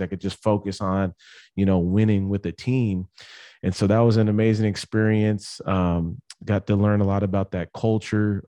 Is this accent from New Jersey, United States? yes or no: no; San Diego, California, United States; moved away as an adult; also born or lived in Las Vegas; I grew up in San Diego, California, went to Poway High School